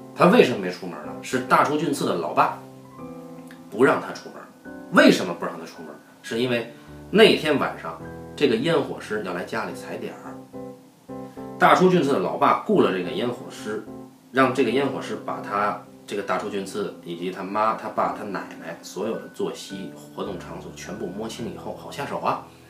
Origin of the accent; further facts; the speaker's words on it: Beijing, China; accent: Beijing dialect; 我们北京话叫半大小子